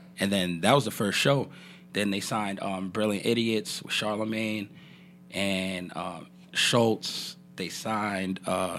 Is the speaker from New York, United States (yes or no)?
yes; New York City, New York, United States; moved away; I grew up in New York.